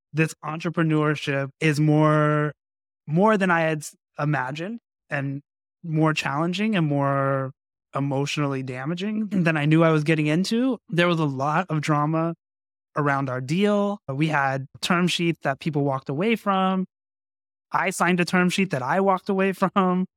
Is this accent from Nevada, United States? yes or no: yes; Las Vegas, Nevada, United States; I grew up in Las Vegas, so boxing was a big deal